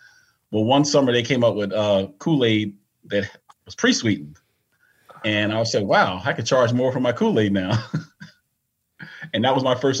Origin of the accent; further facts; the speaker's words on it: Willingboro, New Jersey, United States; back when I grew up in Willingboro